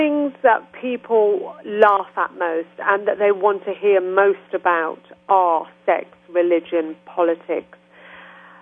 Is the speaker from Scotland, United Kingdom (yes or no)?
no; Birmingham, West Midlands, United Kingdom; accent: English; I went to my hometown recently, which is Birmingham, where I was born, which is 2 hours from London.